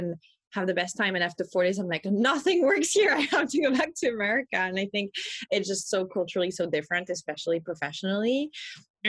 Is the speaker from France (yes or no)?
yes; France; accent: French; English is a second language; moved away; I'm from France